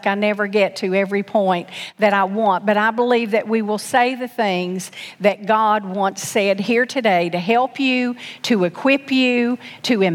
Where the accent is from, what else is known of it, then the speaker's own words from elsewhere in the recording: Knoxville, Tennessee, United States; I was born in Knoxville, Tennessee